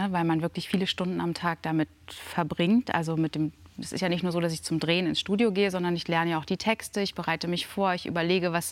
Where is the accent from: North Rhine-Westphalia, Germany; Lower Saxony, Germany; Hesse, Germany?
Lower Saxony, Germany; Dannenberg, die kommt aus dem Wendland. Das, das, ist meine Heimat.